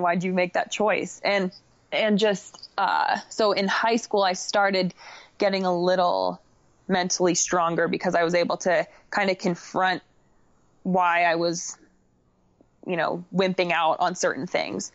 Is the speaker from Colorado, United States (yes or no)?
yes; Crested Butte, Colorado, United States; also born or lived in Boulder, Colorado; I am from Crested Butte, Colorado. I primarily train in Boulder, Colorado